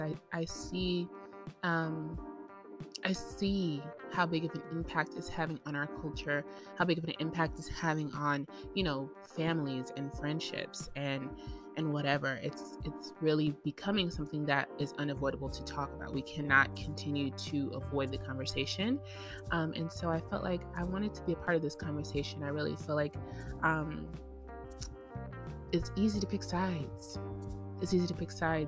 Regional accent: United States; I'm American, so I'm speaking as an American

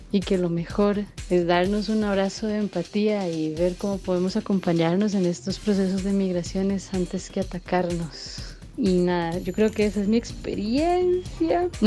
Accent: Costa Rica; also born or lived in Colombia; Nací en Colombia, me vine a vivir junto con mi familia nuclear a los seis años aquí a Costa Rica.

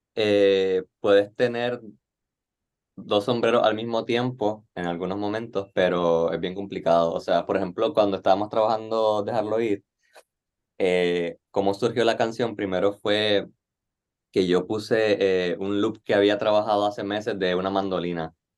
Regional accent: Nicaragua; moved away as an adult; now in Puerto Rico; soy nicaragüense y no me crié acá. Yo vine a Puerto Rico en el 2017 a estudiar

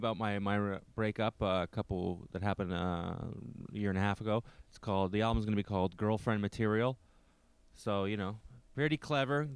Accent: Canada; as a Canadian

